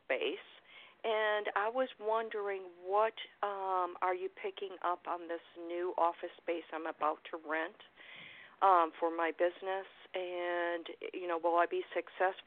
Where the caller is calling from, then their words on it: Florida, United States; I'm calling from Florida